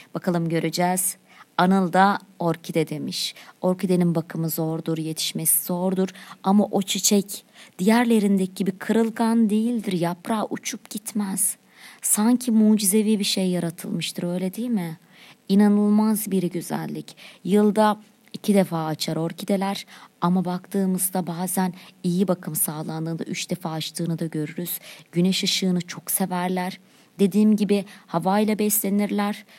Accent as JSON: {"language": "Turkish", "town": "Çivril", "region": "Denizli", "country": "Turkey", "tie": "born or raised there", "said": "Benim memleketim. Neresi?\" Denizli'nin Çivreli ilçesi"}